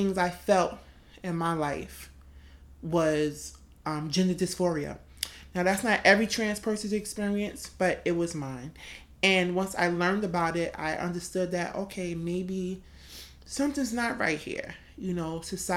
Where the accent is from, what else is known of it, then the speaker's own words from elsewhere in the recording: New York City, New York, United States; also born or lived in Brooklyn, New York; I was born in Queens, New York, to a mother and a father.